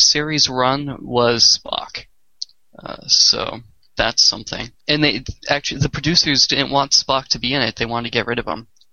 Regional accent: Boston, Massachusetts, United States; I'm from Boston as well

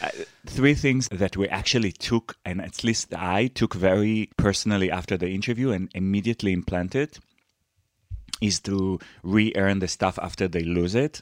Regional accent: Israel

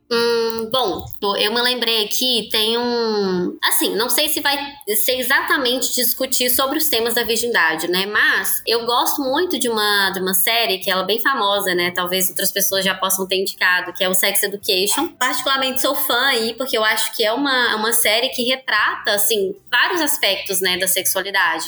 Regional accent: Belo Horizonte, Minas Gerais, Brazil; sou aqui de Belo Horizonte, Minas também, sou psicóloga

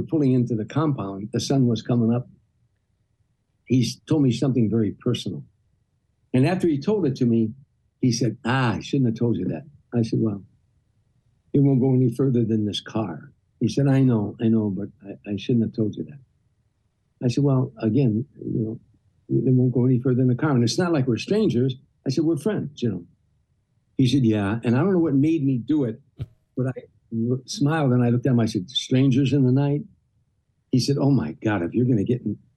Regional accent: Harvey, Illinois, United States; moved away; I was a kid from Harvey, Illinois

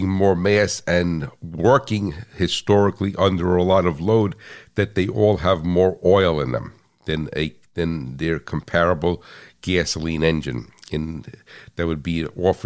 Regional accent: United States; I'm American

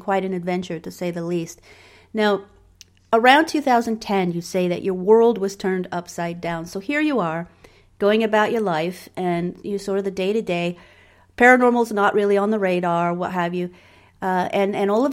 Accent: England, United Kingdom; also born or lived in Germany; I grew up in England. I was raised agnostic

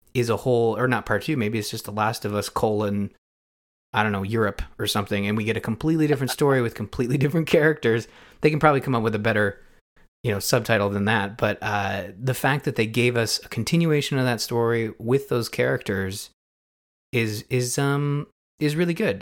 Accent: Canada; being a Canadian

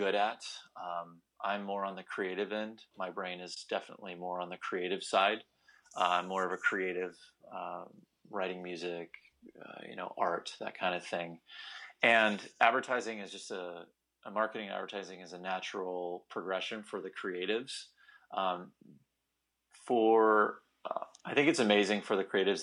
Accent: California, United States; also born or lived in Bakersfield; I grew up in Northern California near Stanford University

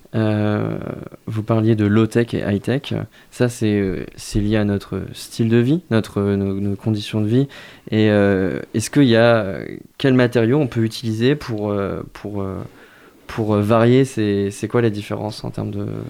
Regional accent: Moselle, Grand Est, France; now in Angers, France; alors moi je viens de Moselle

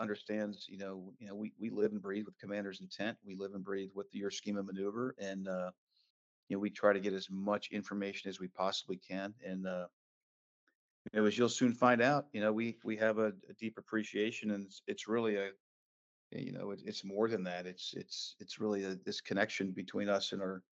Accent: San Francisco, California, United States; moved away as an adult; also born or lived in Ohio; I was originally from San Francisco and I was going to college in Ohio

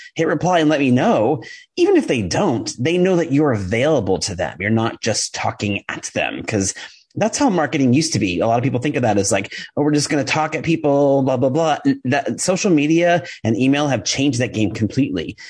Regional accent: New York, United States; I'm a New Yorker. I talk fast

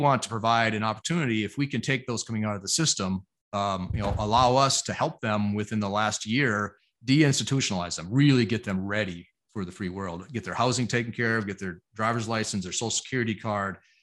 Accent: Arizona, United States; Arizona, my home state

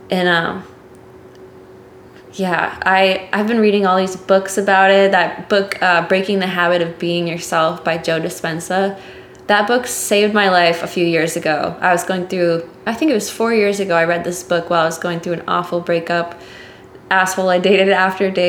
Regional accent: Dominican Republic; that's what I grew up around in the Dominican Republic.

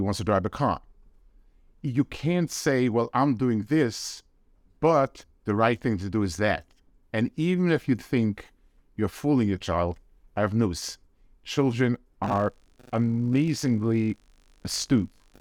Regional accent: United States; as an American

